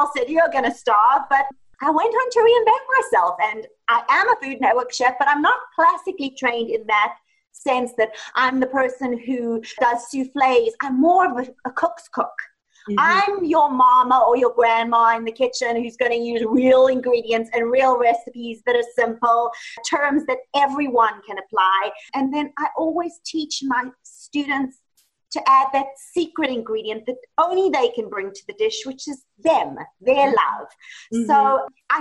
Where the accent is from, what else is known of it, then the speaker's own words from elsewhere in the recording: Johannesburg, Gauteng, South Africa; moved away as an adult; also born or lived in Italy; now in Los Angeles, United States; So actually I was raised in South Africa, Johannesburg, South Africa, and I lived there until I was 24.